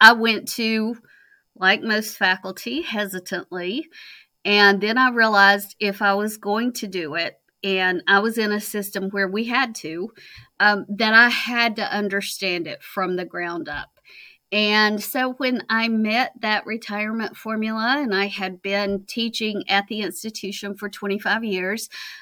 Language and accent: English; Virginia, United States; moved away as an adult; also born or lived in Kentucky; I was born in Virginia. I did my undergrad degree in Virginia